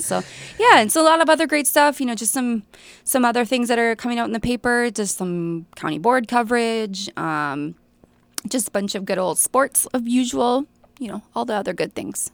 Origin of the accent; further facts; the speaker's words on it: Staples, Minnesota, United States; I'm from Staples